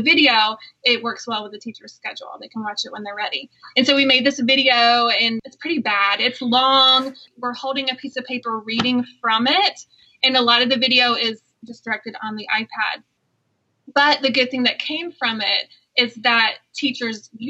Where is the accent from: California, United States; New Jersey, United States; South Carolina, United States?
South Carolina, United States; moved away; also born or lived in Iowa; I'm actually from South Carolina, so you might distinguish my voice because I have a little bit of an accent